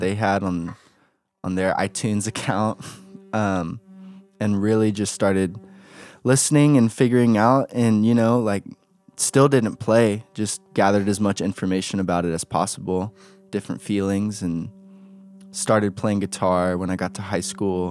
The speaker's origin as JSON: {"language": "English", "town": "Atlanta", "region": "Georgia", "country": "United States", "tie": "born or raised there", "said": "born in Atlanta, Georgia, half Korean, got a big family"}